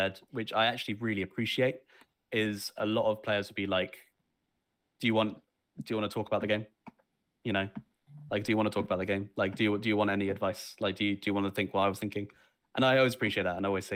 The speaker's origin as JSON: {"language": "English", "town": "Southampton", "region": "South East England", "country": "United Kingdom", "said": "around Southampton"}